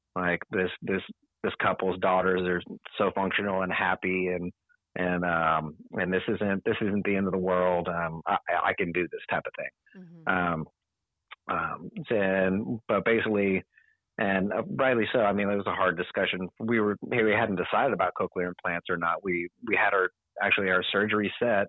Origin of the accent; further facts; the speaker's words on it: San Antonio, Texas, United States; I'm from San Antonio. I went to school at Winston Churchill High School